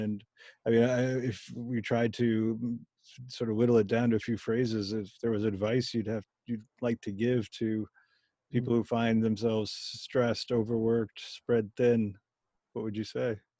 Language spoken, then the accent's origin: English; Germany; moved away; I was born in Germany